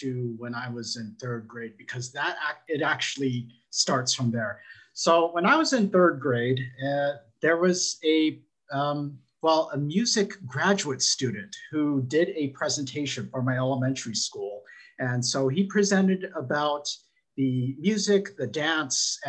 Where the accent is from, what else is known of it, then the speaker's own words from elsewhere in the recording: San Diego, California, United States; where I grew up in San Diego